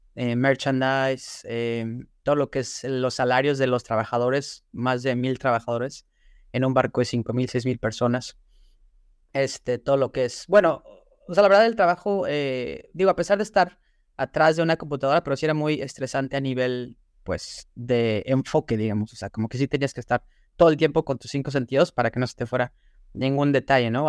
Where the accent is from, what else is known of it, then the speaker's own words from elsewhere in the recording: Puebla, Mexico; moved away as an adult; now in Shanghai, China; nací en México, soy de la ciudad de Puebla